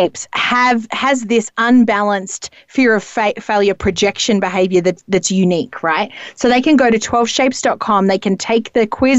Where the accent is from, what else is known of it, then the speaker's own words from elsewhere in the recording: Australia; mayonnaise is probably more common to me as an Australian.